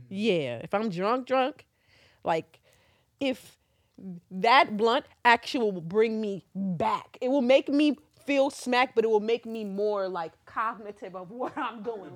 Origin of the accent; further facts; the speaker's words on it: New York City, New York, United States; I'm fucking from Queens